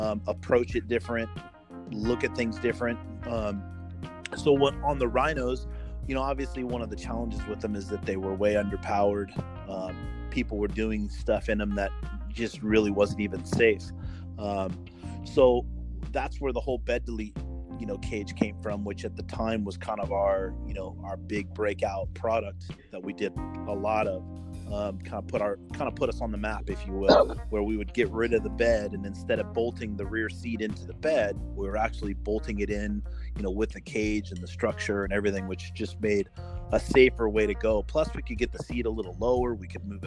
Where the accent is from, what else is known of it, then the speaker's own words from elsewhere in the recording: San Diego, California, United States; I grew up in San Diego